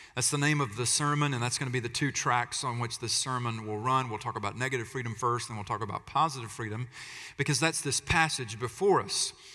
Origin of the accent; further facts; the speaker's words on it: United States; we talk about freedom a lot as Americans